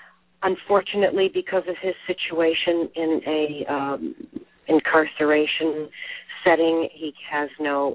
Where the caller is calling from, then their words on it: Connecticut, United States; I'm calling from Connecticut.